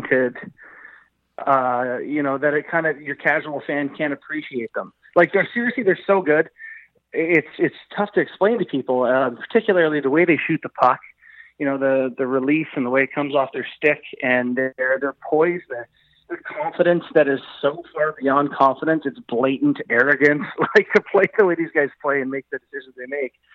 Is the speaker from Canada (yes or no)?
yes; Canada; being Canadian is sort of a binding identity. We're all Canadian